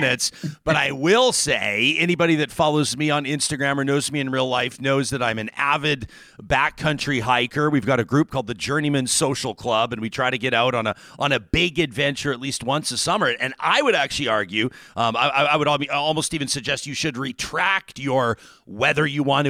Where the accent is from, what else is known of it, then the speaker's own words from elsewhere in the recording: Canada; growing up in Saskatchewan, I mean, growing up next to Saskatchewan